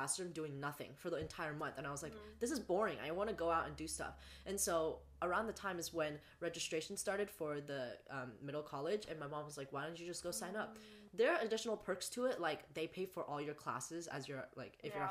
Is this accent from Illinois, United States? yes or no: no; the Bay Area, California, United States; I go to school in Northern California, so also California, but up here in the Bay Area, and I'm from the Bay